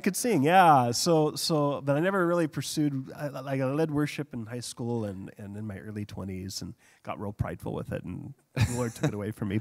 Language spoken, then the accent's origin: English; United States; now in Hong Kong; being an American over there